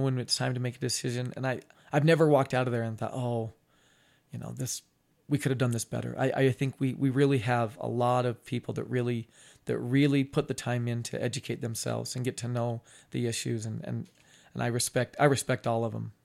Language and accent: English; Ogden, Utah, United States; I grew up on Swan Street, which is in between twenty-second and twenty-third